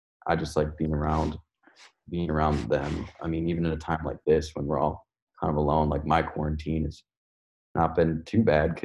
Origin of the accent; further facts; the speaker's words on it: Cedarburg, Wisconsin, United States; moved away as an adult; also born or lived in Milwaukee, Wisconsin; now in Los Angeles, United States; born and raised in Wisconsin